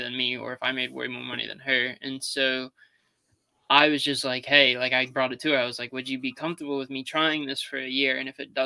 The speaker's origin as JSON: {"language": "English", "town": "Charleston", "country": "United States", "said": "I'm from Charleston"}